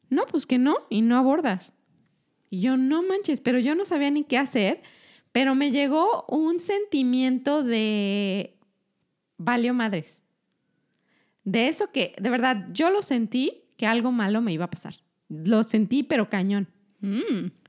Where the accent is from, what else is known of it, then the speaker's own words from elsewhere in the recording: Mexico; Yo soy mexicana.